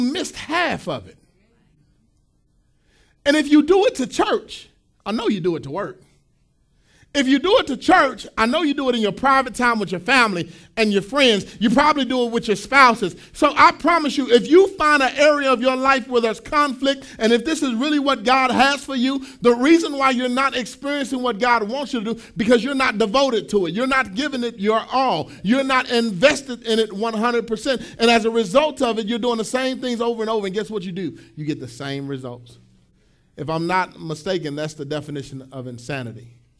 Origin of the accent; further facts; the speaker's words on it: Pleasant Grove, United States; My house that I grew up in Pleasant Grove, we had a field, and we had a bunch of little field mice